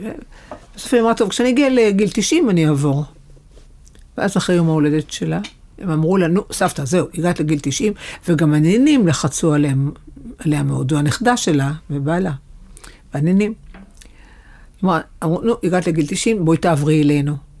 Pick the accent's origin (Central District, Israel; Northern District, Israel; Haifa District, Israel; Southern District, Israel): Haifa District, Israel; Haifa; גרנו בחיפה, אגב. נולדתי בחיפה